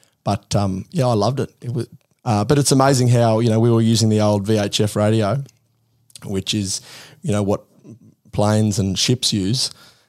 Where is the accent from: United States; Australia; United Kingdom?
Australia; Muttaburra, Queensland; also born or lived in Brisbane; I grew up on a sheep and cattle farm just north of Muttabar, about 30 kilometres, called Stockholm. I was born in Brizzy and moved out there straight away.